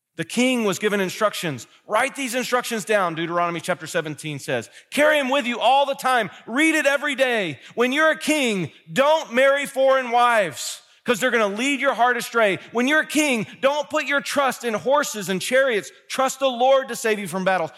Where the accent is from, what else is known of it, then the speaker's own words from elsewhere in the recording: Kentucky, United States; now in Ohio, United States; I'm from Kentucky